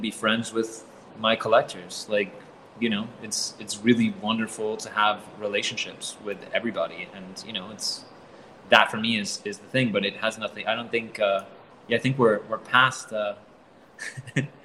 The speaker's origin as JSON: {"language": "English", "town": "Caracas", "region": "Capital District", "country": "Venezuela", "tie": "born or raised there", "said": "I'm from Venezuela, which, you know, like I was raised in Caracas since I was about 4"}